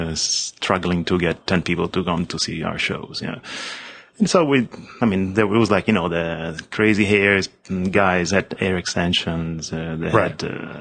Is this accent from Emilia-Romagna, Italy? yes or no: no; Rome, Lazio, Italy; moved away as an adult; also born or lived in Los Angeles; now in New York City, United States; As much as I'm from Rome. I'm from Rome. I left in 1987, so I just finished school.